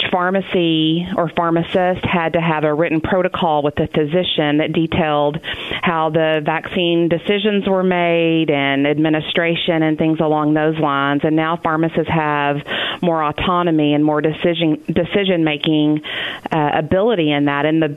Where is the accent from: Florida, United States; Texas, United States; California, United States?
Texas, United States; moved away as an adult; now in Arkansas, United States; I grew up in Texas and planned on living my life out in Texas, and here I am in Arkansas teaching and working at Harding.